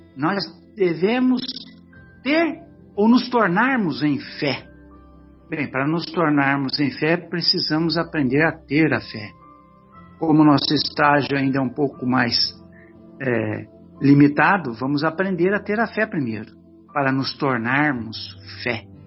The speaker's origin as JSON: {"language": "Portuguese", "town": "São José do Rio Pardo", "region": "São Paulo", "country": "Brazil", "said": "é a nossa cidade"}